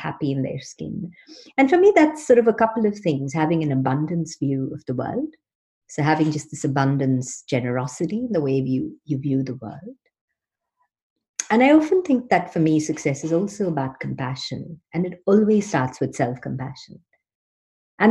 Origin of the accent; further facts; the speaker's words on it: Mumbai, Maharashtra, India; moved away as an adult; also born or lived in Sydney / London; I grew up in Mumbai, in Bombay